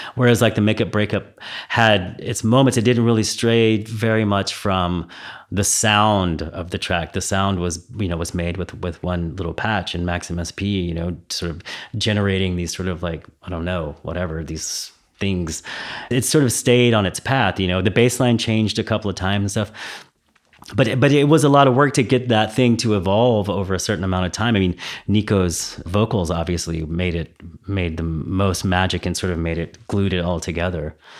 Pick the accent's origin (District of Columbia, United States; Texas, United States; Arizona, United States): Texas, United States; now in Berlin, Germany; I'm from Texas, so I, you know, I was born in Texas